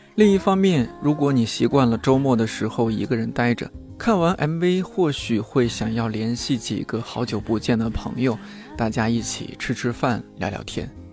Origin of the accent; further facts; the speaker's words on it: Shanxi, China; 山西人、山东人，我们这个吃面特别的不能这个将就的事儿。